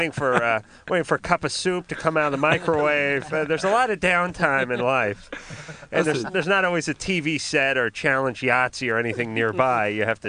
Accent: Los Angeles, California, United States; I grew up in North Hollywood.

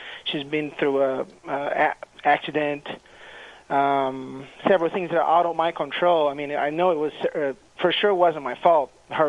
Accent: Brazil; moved away; Seems like I'm from Brazil, so.

